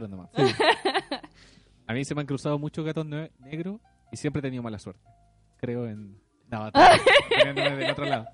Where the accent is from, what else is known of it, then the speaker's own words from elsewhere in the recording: Chile; los chilenos somos un charquicán.